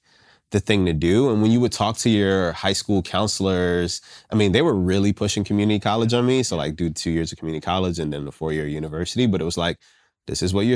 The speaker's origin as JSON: {"language": "English", "town": "Richmond", "region": "Virginia", "country": "United States", "tie": "born or raised there", "said": "I grew up in Southside Richmond, Virginia"}